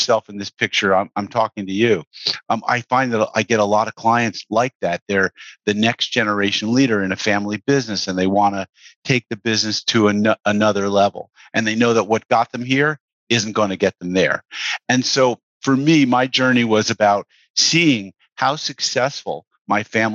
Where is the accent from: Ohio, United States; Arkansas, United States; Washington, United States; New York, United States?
New York, United States; Mamaroneck; I grew up in Mamaroneck, New York.